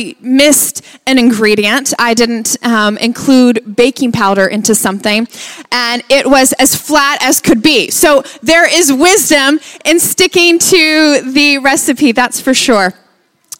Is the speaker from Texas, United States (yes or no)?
yes; Lubbock, Texas, United States; That's where we're from. We're from Lubbock, Texas